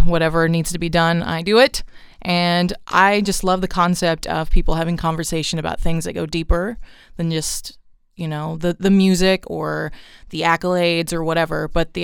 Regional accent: Los Angeles, California, United States; also born or lived in Nashville; I grew up in Southeast Los Angeles, so basically one neighborhood over from Compton

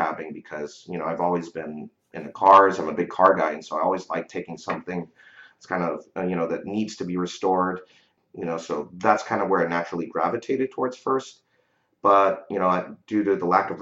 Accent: San Francisco Bay Area, California, United States; I grew up here in the San Francisco Bay Area

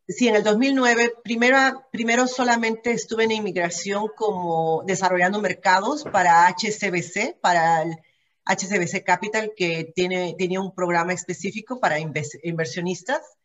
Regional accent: Peru; moved away as an adult; also born or lived in Ontario, Canada; now in Vancouver, Canada; pero mi origen es peruano, soy peruana

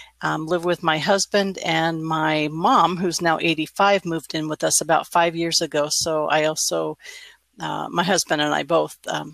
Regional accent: Newport Beach, California, United States; born there; also born or lived in Sacramento; So I was born in Newport Beach, not that Newport Beach. I mean, it is that Newport Beach

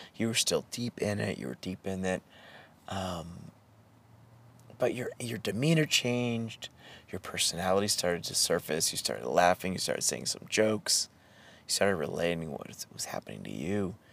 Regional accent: New Hampshire, United States; growing up in New Hampshire in the 80s

